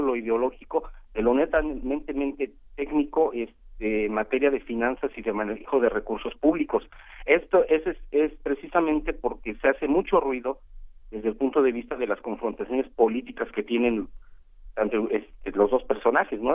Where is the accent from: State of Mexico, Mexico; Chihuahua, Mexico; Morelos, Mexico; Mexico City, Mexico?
Morelos, Mexico; conozco la historia de Morelos, soy de Morelos